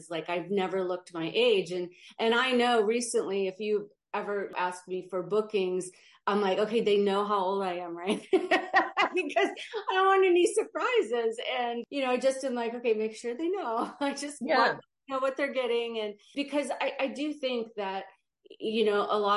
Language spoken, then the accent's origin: English; North Dakota, United States; moved away as an adult; also born or lived in South Beach, Miami / Arizona; I grew up in North Dakota at a time where there wasn't really agencies there